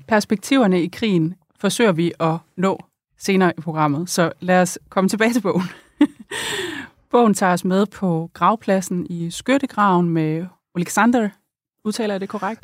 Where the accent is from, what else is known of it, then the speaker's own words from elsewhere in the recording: East Jutland, Central Denmark Region, Denmark; i Østjylland, hvor jeg er vokset op.